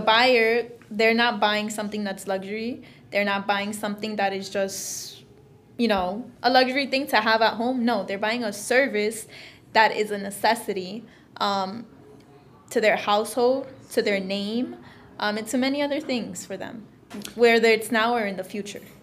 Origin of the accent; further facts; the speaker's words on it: Florida, United States; I'm originally from Florida